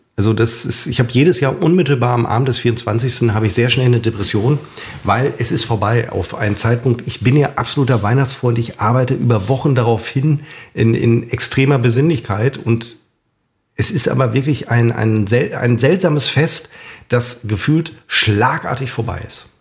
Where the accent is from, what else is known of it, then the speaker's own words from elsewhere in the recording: a suburb of Münster, North Rhine-Westphalia, Germany; ich besuche dann immer meine alte Grundschule in meiner alten Heimat, in einem Vorort von Münster.